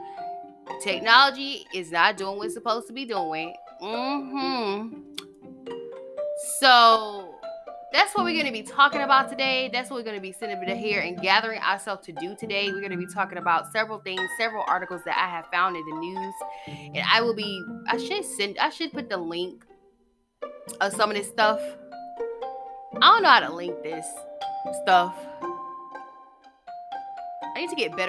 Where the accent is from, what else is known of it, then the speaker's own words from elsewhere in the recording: near Rockdale County, Georgia, United States; That's not far from my hometown